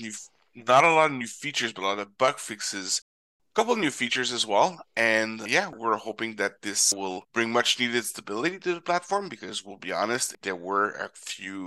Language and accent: English; Canada; my home country of Canada